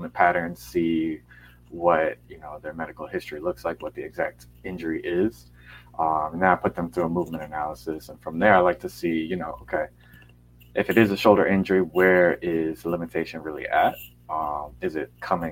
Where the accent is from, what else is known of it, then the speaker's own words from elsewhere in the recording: Naples, Florida, United States; also born or lived in Vermont; I grew up in the Southwest Florida area, Naples specifically.